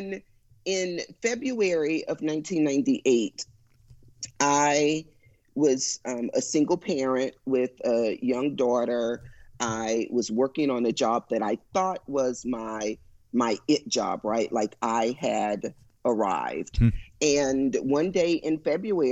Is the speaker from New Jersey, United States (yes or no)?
no; Houston, Texas, United States; I was born and raised in Houston